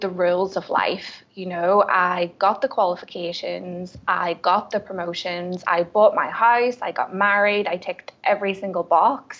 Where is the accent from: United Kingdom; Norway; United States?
United Kingdom; Belfast, Northern Ireland; I am originally from Belfast in Northern Ireland